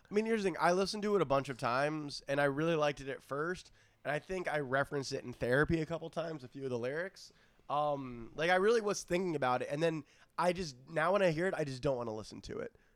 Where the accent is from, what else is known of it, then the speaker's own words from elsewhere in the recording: South Florida, United States; moved away; I'm from South Florida